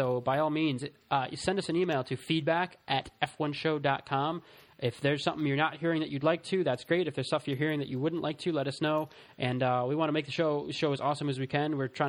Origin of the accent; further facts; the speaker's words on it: United States; being an American.